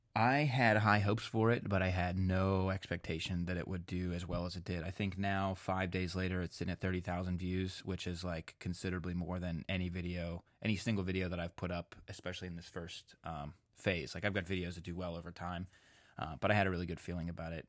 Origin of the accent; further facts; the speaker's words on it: Pennsylvania, United States; accent: Pennsylvania; my Pennsylvania accent